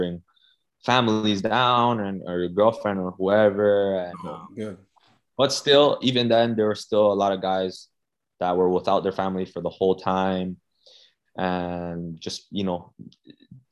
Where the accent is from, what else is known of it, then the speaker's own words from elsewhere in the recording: Brampton, Ontario, Canada; also born or lived in Toronto, Canada; I grew up in Toronto, North York area. Yeah. And then I moved to Brampton when I was like 6 years old